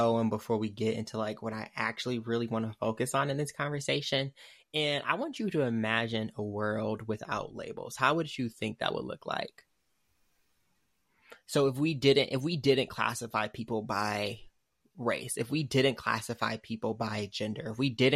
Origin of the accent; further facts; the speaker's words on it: Michigan, United States; I'm from Michigan